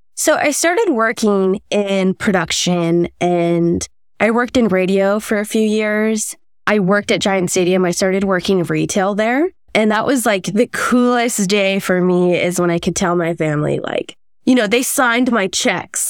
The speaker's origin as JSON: {"language": "English", "town": "Los Angeles", "region": "California", "country": "United States", "tie": "born or raised there", "also_born_or_lived": "Bay Area, California", "moved": "as an adult", "lives_now": "San Francisco Bay Area, United States", "said": "I was born in Southern California, um, in Los Angeles County, as were my parents"}